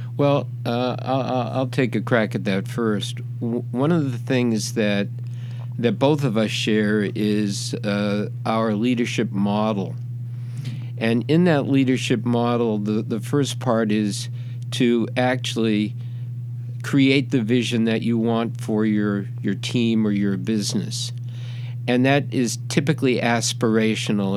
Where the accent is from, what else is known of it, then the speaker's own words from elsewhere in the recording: Boston, Massachusetts, United States; moved away; I came from Boston and I was a Celtics fan